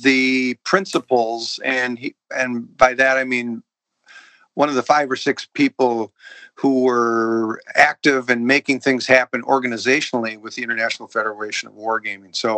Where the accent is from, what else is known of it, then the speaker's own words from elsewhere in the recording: St. Paul, Minnesota, United States; moved away; I grew up in St. Paul